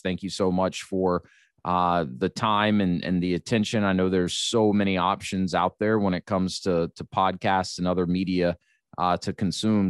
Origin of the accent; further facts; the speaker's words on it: United States; being an American